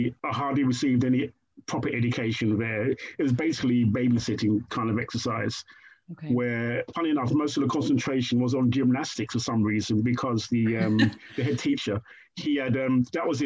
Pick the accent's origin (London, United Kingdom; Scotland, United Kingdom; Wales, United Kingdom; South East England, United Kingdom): London, United Kingdom; Croydon; also born or lived in Brixton; a kid raised in Shirley Oaks, where it's kind of the surroundings of Shirley Oaks is very, very rural kind of Surrey kind of belt